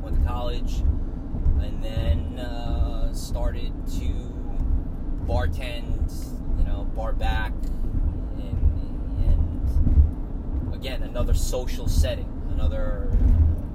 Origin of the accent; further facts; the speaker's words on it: Long Island, New York, United States; growing up on Long Island